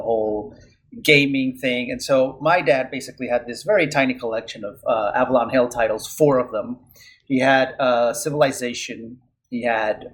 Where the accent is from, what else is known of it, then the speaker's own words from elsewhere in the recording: Venezuela; English is a second language; moved away as an adult; also born or lived in Philadelphia, United States; I'm originally from Venezuela